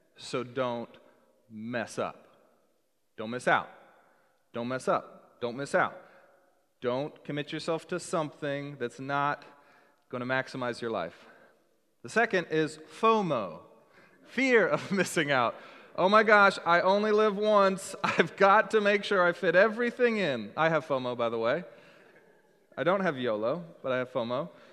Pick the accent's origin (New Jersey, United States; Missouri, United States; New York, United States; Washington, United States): Washington, United States; Seattle; also born or lived in Texas; I'm from Seattle